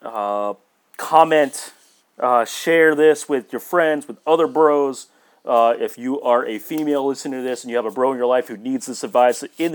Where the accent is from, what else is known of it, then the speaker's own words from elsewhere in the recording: the South, United States; growing up in the South